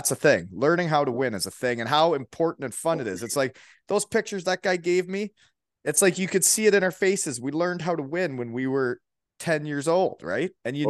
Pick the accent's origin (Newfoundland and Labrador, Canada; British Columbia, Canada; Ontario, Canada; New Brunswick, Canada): Ontario, Canada; Elmira; So this is from my hometown, Elmira, Ontario, small town.